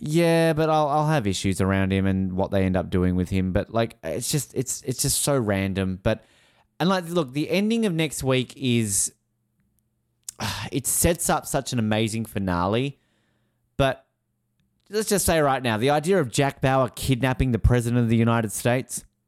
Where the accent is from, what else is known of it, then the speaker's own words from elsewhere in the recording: Australia; I'm Australian.